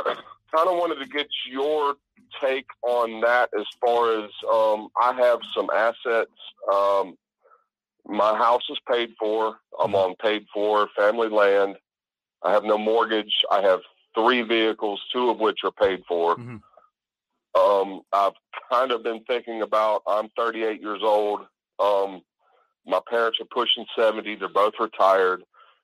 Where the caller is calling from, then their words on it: South Carolina, United States; Hey, this is … South Carolina.